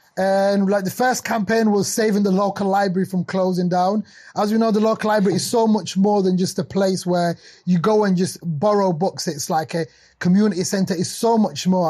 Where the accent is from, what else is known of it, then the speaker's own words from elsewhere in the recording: Sheffield, Yorkshire and the Humber, United Kingdom; also born or lived in Somalia; I'm from Sheffield and originally born in Somalia. Came to Sheffield as a refugee when I was young. Grew up in a post-industrial city in the north of uh, uh, north of England.